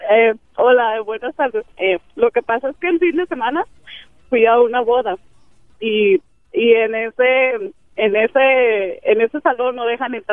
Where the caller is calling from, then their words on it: California, United States; Yo llamo de Orange County.